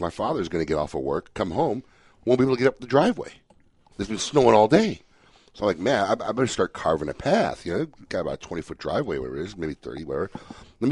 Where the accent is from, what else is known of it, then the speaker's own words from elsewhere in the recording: Chicago, Illinois, United States; now in Florida, United States; Chicago, my hometown.